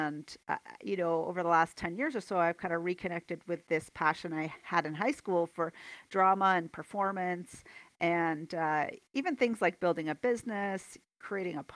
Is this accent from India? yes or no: no; near Toronto, Ontario, Canada; moved away as an adult; now in Calgary, Canada; I'm from Ontario, kind of near Toronto originally.